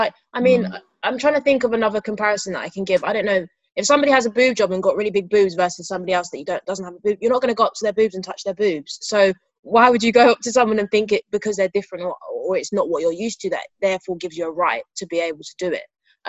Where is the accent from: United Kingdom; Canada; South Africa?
United Kingdom; Mill Hill, London; It was, I mean, similar to growing up in Mill Hill, Bournemouth is a predominantly white area.